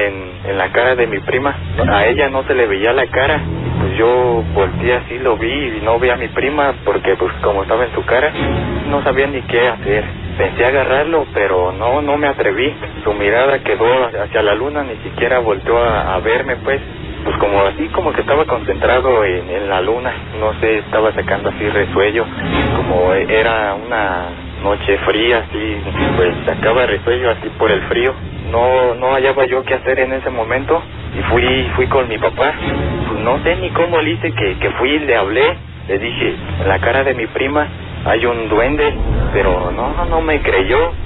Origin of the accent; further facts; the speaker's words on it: Pátzcuaro, Michoacán, Mexico; yo soy de Páscuaro